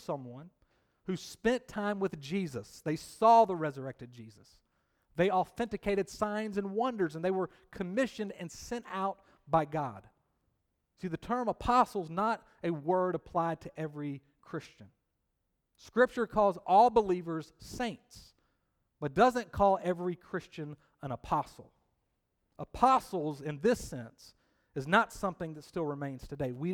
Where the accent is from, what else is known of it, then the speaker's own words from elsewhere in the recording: Columbus, Georgia, United States; moved away as an adult; now in Triangle area, United States; growing up in Columbus, Georgia, I did attend many Columbus Cottonmouth hockey games